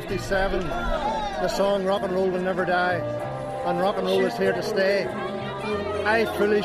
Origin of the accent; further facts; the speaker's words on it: Lurgan, Northern Ireland, United Kingdom; Lurgan, County Armagh.